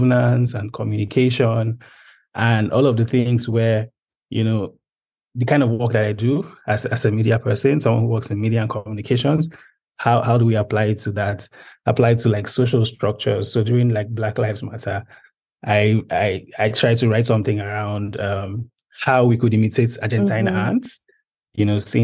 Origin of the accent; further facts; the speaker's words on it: Nigeria; I'm a Nigerian public policy specialist